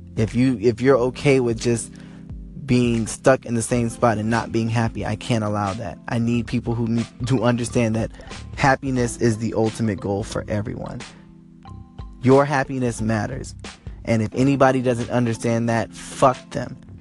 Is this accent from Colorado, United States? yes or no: no; Los Angeles, California, United States; I am from Los Angeles, California.